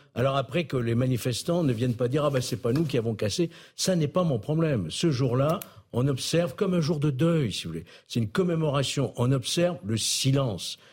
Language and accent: French; Lyon, Auvergne-Rhône-Alpes, France; quand on est lyonnais